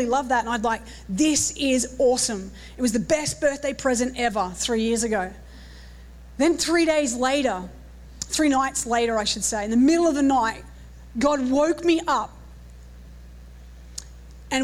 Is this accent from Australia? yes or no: yes; Australia; accent: Australian; Is my accent a little bit too strong?